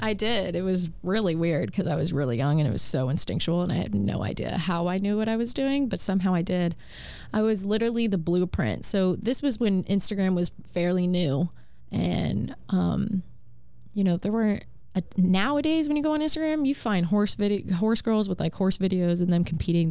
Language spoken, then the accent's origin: English; Wellington, Florida, United States; moved away as an adult; also born or lived in Virginia / Texas / Kentucky; since I grew up in Wellington and competing in Wellington